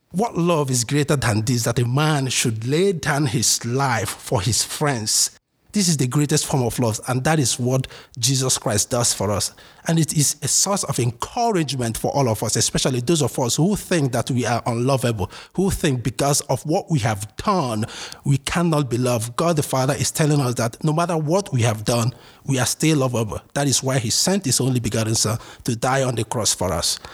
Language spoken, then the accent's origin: English; Imo, Nigeria; moved away as an adult; also born or lived in Ardmore, Pennsylvania, United States; now in United States; originally, I'm from Nigeria, in uh, southeast Nigeria, um, Imo State to be precise. I was born and raised here. I moved here uh, four years ago.